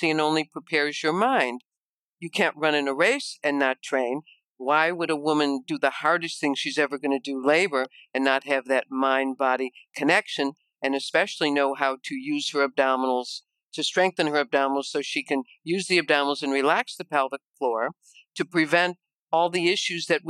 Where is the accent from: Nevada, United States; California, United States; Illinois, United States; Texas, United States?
Illinois, United States; Chicago; you can probably tell with my accent that I am from Chicago, from the Midwest